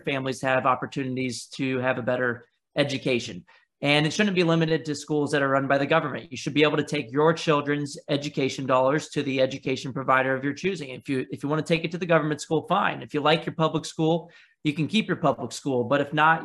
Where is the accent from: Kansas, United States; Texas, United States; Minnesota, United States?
Texas, United States; San Antonio; I actually grew up in San Antonio, Texas, where I attended government-run